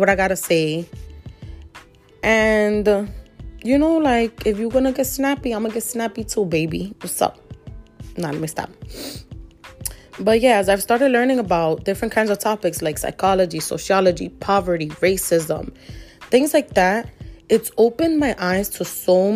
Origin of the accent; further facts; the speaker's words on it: New York City, New York, United States; also born or lived in Queens, New York; I was born in Queens, New York, raised in the Bronx